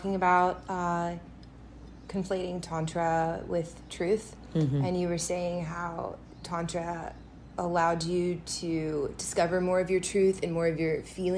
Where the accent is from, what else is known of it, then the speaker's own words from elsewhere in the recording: United States; I'm American